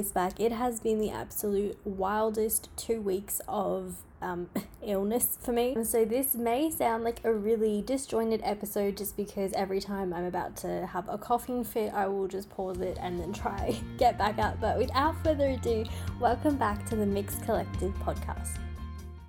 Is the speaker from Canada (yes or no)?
no; Australia; I'm from Australia